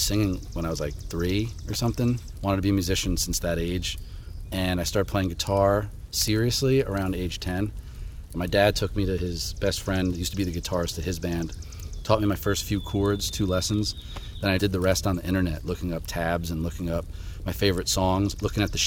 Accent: Jackson, New Jersey, United States; also born or lived in Fair Haven, New Jersey / New Egypt, New Jersey / Whiting, New Jersey; I grew up in Jackson since I was a kid. After that, when I was about 9, 10, my dad left my mom and had a house in Fairhaven, New Jersey. So I spent time between Jackson and Fairhaven as I grew up

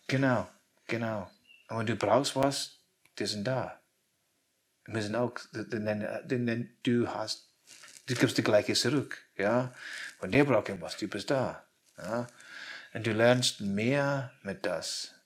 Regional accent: Scotland, United Kingdom; German is a second language; moved away; ich will zurück zu meiner Heimat, zum Schottland.

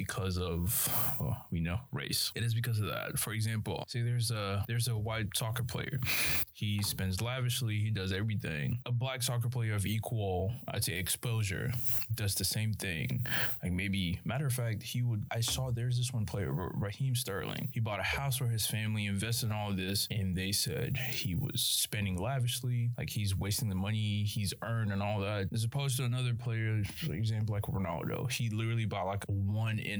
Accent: Nigeria; I'm Nigerian and my parents are very African

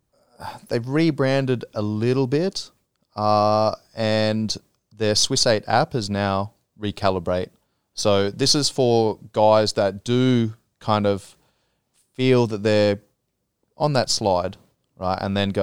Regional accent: Australia; now in Thailand; there's been times where I come back from Australia with friends and family and stuff, and I'm, you know, back here for a couple of weeks, and I'm like, oh, I don't have that same connection that, you know, I had back home.

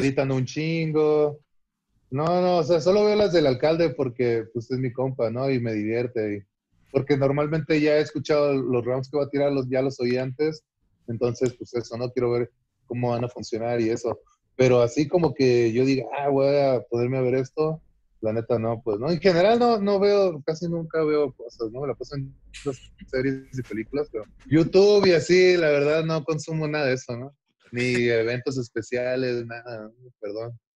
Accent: Ciudad Constitución, Baja California Sur, Mexico; now in Mexico City, Mexico

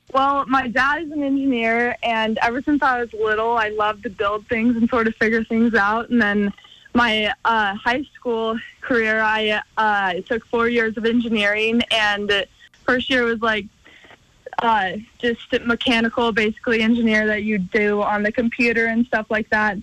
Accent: Missoula, Montana, United States; my hometown

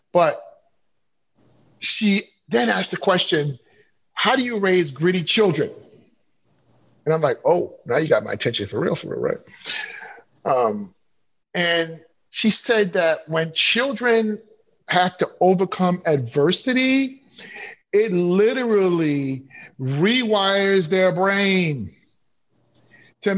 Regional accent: New York City, New York, United States; moved away as an adult; also born or lived in Chicago / Appleton, Wisconsin; I grew up in Flatbush, Brooklyn

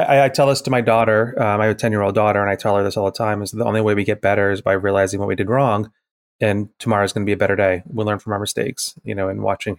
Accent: New England, United States; moved away; I'm originally from New England

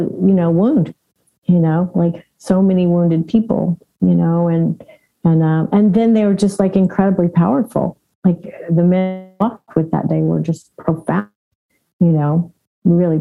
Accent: Southern Indiana, United States; moved away; also born or lived in California; I grew up in Southern Indiana, you know, I had been in California for a long time.

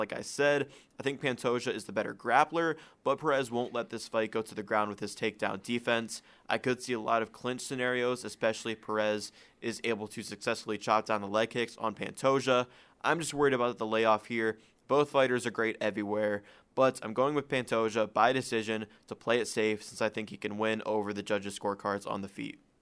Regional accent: Akron, Ohio, United States; we're from Cleveland, Ohio, from Akron.

